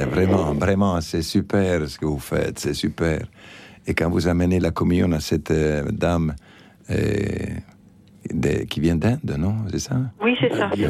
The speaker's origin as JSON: {"language": "French", "country": "Argentina", "tie": "born or raised there", "moved": "yes", "lives_now": "Madagascar", "said": "je suis blanc, j'ai pas demandé l'être. Et mhm, je suis né en Argentine, euh, j'ai pas demandé à ma maman, à mon papa d'être en Argentine."}